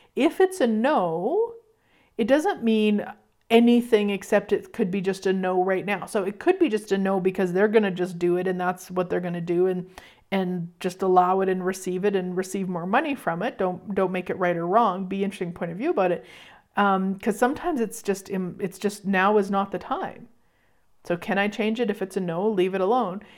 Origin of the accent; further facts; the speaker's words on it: Canada; I'll be in there as a Canadian